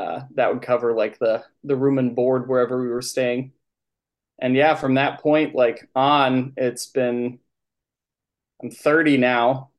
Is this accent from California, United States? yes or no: no; Northfield, Minnesota, United States; also born or lived in Nerstrand, Minnesota / Winona, Minnesota / Rochester, Minnesota / Byron, Minnesota; I'm from Minnesota, specifically like southeastern Minnesota area. Grew up in Northfield and Nurse Strand